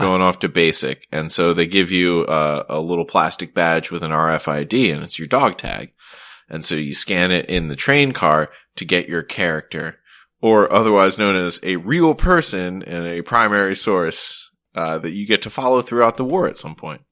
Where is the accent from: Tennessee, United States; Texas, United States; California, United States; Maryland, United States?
Maryland, United States; also born or lived in Vermont; now in Boston, United States; I'm actually originally from Maryland